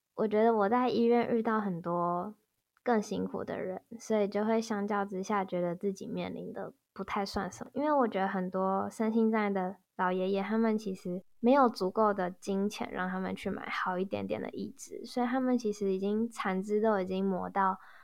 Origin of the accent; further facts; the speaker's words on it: Tainan, Taiwan; 即便我们是台南人